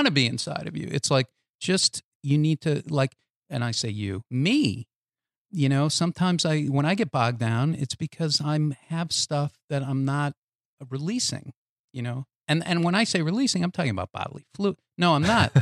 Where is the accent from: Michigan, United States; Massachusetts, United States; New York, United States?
Massachusetts, United States; Boston; I grew up in Boston